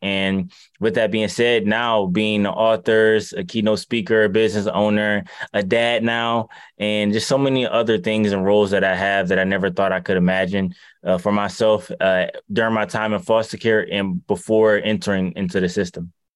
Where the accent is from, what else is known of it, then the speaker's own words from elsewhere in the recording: Detroit, Michigan, United States; I'm from Detroit